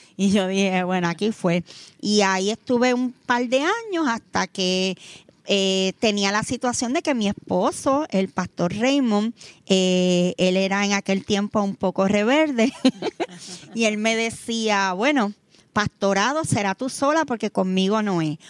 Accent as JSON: {"language": "Spanish", "town": "Vega Baja", "country": "Puerto Rico", "said": "nosotros somos de Vega Baja"}